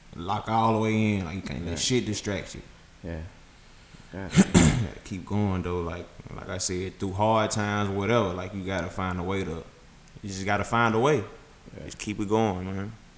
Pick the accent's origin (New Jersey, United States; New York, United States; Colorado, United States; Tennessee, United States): Tennessee, United States; Memphis; We we're born and raised in Memphis